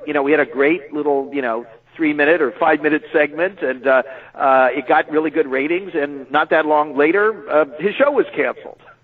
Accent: California, United States; moved away as an adult; also born or lived in New York; coming to New York as a Californian

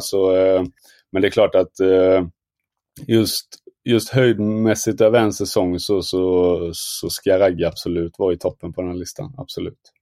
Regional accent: Småland, Sweden; jag som smålänning

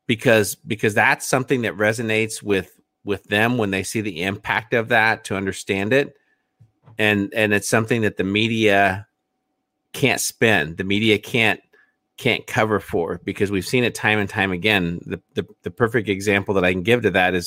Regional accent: Indiana, United States; my home state

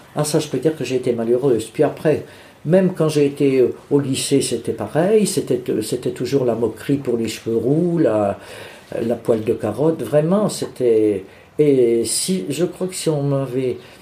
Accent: Bourges, Centre-Val de Loire, France; also born or lived in Charleville-Mézières, Ardennes; now in Vierzon, France; je suis né à Mézières-Charleville, dans les Ardennes, mais je n'y ai pas vécu parce que quand j'ai eu 3 ans, mes parents ont déménagé, sont venus s'installer dans le Berry. ils sont venus à Bourges

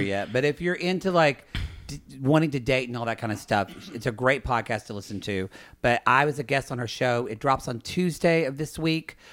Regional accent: the Bible Belt, the South, United States; I grew up in the Bible, buckle of the Bible Belt

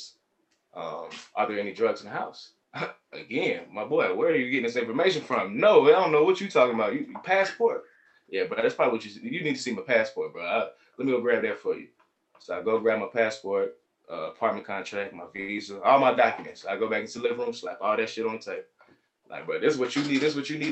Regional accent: Atlanta, Georgia, United States; I'm from Atlanta

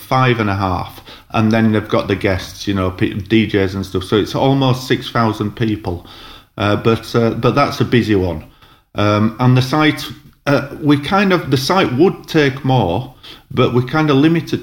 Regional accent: Huddersfield, Yorkshire and the Humber, United Kingdom; moved away; I'm from Huddersfield, so... Like we went to local pubs and clubs in Huddersfield

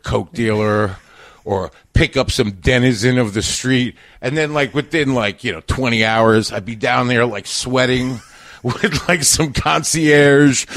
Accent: Long Island, New York, United States; also born or lived in Queens, New York; I was born in Queens. I mostly grew up in Long Island

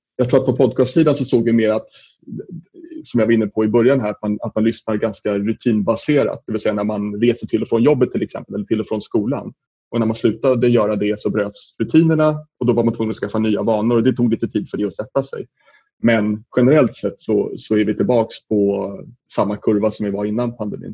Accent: Sweden

